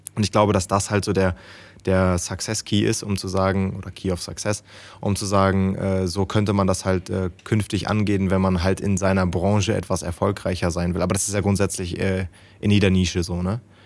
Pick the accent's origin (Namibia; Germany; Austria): Germany; Lower Saxony; also born or lived in Münsterland; aber eigentlich komme ich aus Niedersachsen